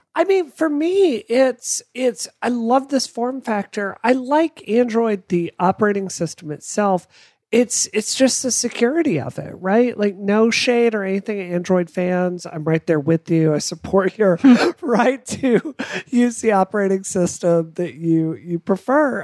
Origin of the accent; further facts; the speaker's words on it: United States; I'm American